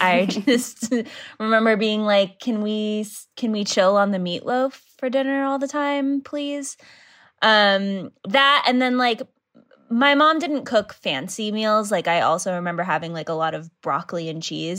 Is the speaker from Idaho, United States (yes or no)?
yes; Idaho, United States; moved away as an adult; now in Los Angeles, United States; growing up in Idaho